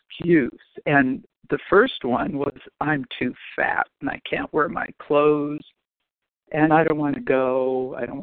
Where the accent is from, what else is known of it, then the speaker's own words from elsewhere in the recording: Los Angeles, California, United States; also born or lived in Chicago; I grew up in L.A.